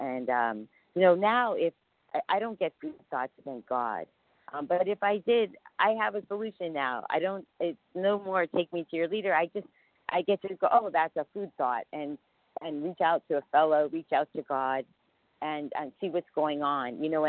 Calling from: New York City, New York, United States; and I'm calling from New York City. We live in Costa Rica. We moved to Costa Rica a year ago, but we're visiting family, so I'm currently in New York City.

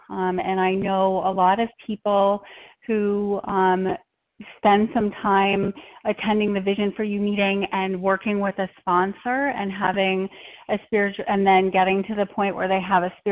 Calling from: Minnesota, United States; um, I'm calling from Minnesota. We're at a convention

